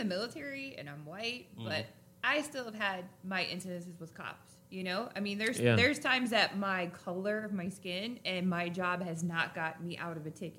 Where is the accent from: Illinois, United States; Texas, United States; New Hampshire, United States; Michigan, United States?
Illinois, United States; Chicago; I'm from Chicago, born and raised.